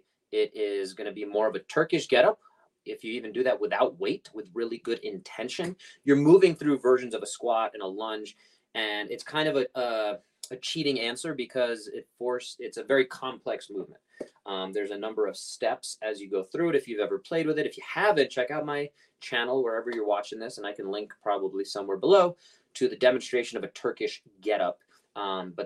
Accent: New York City, New York, United States; moved away; I grew up Coney Island in Brooklyn

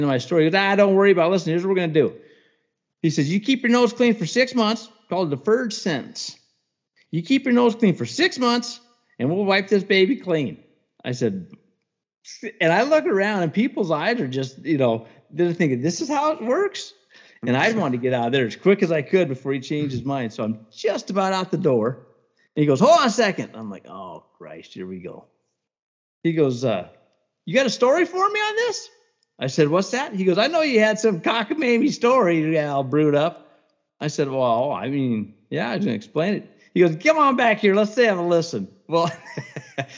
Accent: Cut Bank, Montana, United States; I grew up in Cut Bank.

